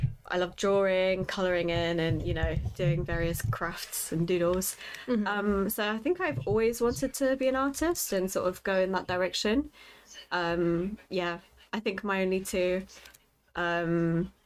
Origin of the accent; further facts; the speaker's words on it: Lincoln, East Midlands, United Kingdom; moved away as an adult; also born or lived in Poland; now in London, United Kingdom; after me and my family emigrated from Poland, we mm-hmm. We grew up in Lincoln